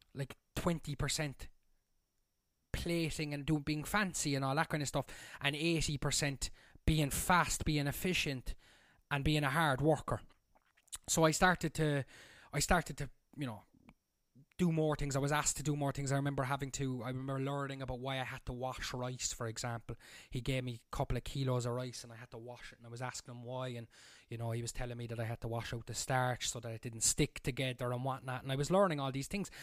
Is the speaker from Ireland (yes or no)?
yes; Cork, Munster, Ireland; moved away as an adult; also born or lived in Berlin, Germany; now in Germany; I'm from Cork in Ireland, and I'm currently living in the south of Germany on the Swiss border